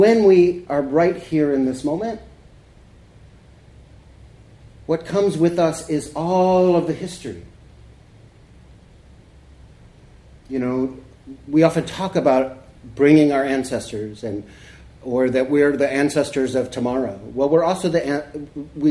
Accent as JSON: {"language": "English", "town": "Corpus Christi", "region": "Texas", "country": "United States", "tie": "born or raised there", "also_born_or_lived": "California / Seattle", "moved": "yes", "said": "I grew up in Corpus"}